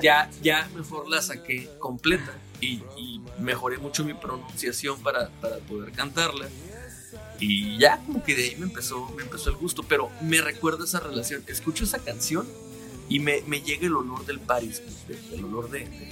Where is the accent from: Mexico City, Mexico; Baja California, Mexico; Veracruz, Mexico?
Baja California, Mexico; Mexicali; cuando yo vivía eh, con mis abuelos, cuando estaba chiquito, llegaba yo a la una de la tarde más o menos a la casa de la primaria y empezaba Dragon Ball. Aquí en Mexicali